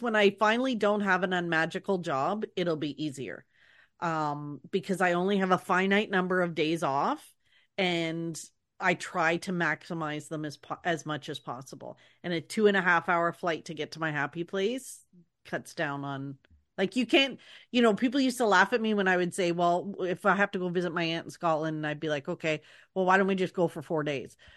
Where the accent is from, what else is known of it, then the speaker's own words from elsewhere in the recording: Canada; being a Canadian Disney fan